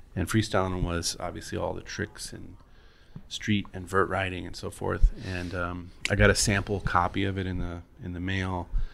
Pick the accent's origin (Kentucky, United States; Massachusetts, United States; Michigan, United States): Michigan, United States; Kalamazoo; moved away; I grew up in Kalamazoo, Michigan.